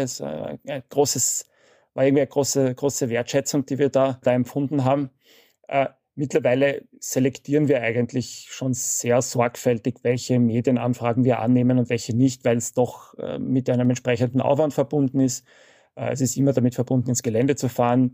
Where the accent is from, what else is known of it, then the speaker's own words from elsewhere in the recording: Vienna, Austria; ich bin in Wien aufgewachsen